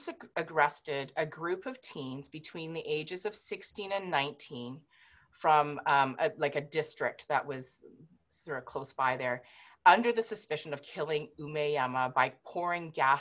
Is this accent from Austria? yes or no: no; Vancouver, British Columbia, Canada; I was born and raised in Vancouver